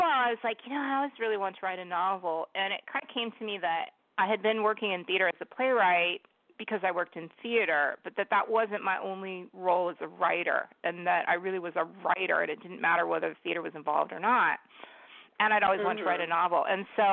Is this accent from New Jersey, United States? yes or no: no; San Diego, California, United States; also born or lived in Bogota, Colombia; now in Washington State, United States; I grew up in San Diego